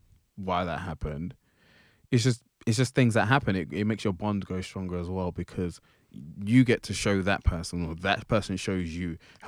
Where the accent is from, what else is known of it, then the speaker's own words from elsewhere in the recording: United Kingdom; Sorry, I'm being very British.